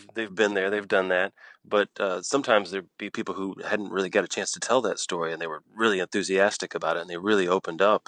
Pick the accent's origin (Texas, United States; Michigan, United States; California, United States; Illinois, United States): Texas, United States; Galveston; moved away; also born or lived in Houston, Texas; I'm from Galveston.